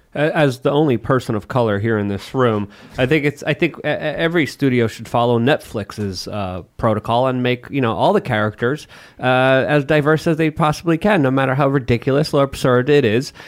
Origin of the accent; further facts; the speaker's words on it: Poland; moved away; growing up in Poland